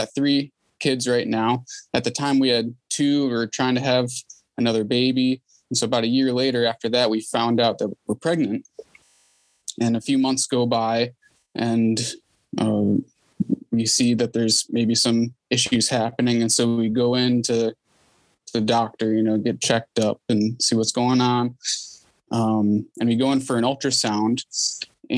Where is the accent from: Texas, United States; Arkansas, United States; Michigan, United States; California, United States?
Michigan, United States; Detroit; now in Ohio, United States; I grew up in the Detroit area and eventually made it out this way